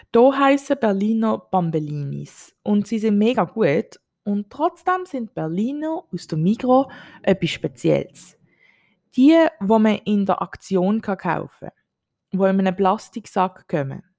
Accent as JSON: {"language": "German", "country": "Switzerland", "moved": "as an adult", "lives_now": "Bali, Indonesia", "said": "Als Schweizerin"}